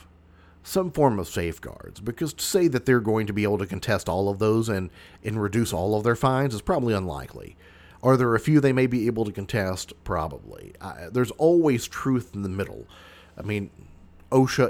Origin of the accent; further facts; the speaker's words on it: Mayfield, Kentucky, United States; Even though I live south of that, I call that my hometown because that's where my high school was at.